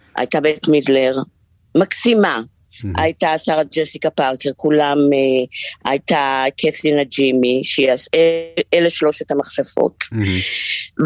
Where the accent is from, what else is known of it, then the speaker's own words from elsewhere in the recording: Haifa, Haifa District, Israel; אני בחיפה. חזרתי לעיר מולדתי.